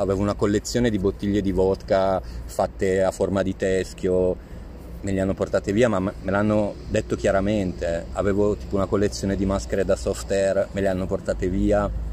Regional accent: Pavia, Lombardy, Italy; moved away; also born or lived in Rome; i miei genitori sono di Pavia, io sono nato a Pavia, ma vivevo a Roma da 12 anni.

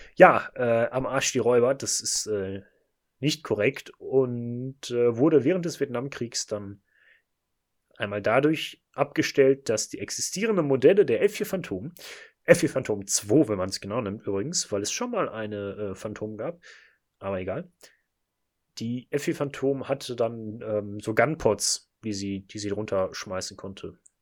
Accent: Bochum, North Rhine-Westphalia, Germany; Wir kommen beide aus Bochum

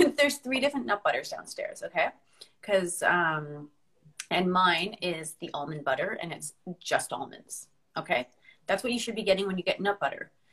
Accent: Canada; moved away; also born or lived in Northern Ireland; as a Canadian

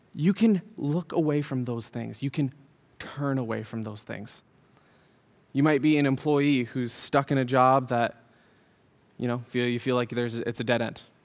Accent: Syracuse, New York, United States; moved away; also born or lived in Utah; I was born in Syracuse. I was born across hospital

